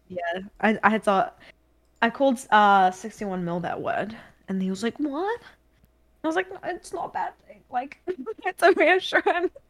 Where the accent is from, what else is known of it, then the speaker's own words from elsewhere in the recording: New Zealand; accent: New Zealand; now in Australia; I've got a New Zealand accent, but my accent's not that strong